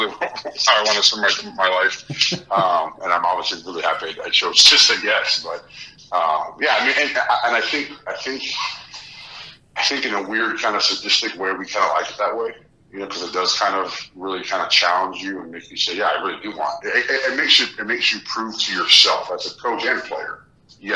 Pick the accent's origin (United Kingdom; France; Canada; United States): United States; Miami, Florida; So I grew up in Miami in the 80s. I was born in 82